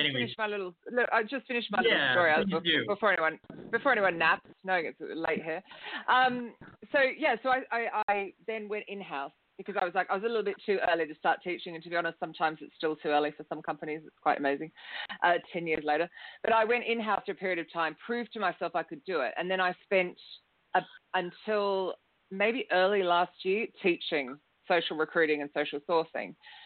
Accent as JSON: {"language": "English", "country": "Australia", "moved": "as an adult", "lives_now": "London, United Kingdom", "said": "And that was in 2003 when I moved to London from Australia, hence the strange accent."}